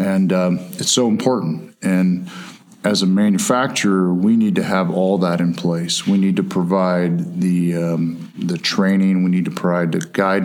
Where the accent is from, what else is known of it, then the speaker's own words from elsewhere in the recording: Ohio, United States; I grew up in Ohio. We had a potato farm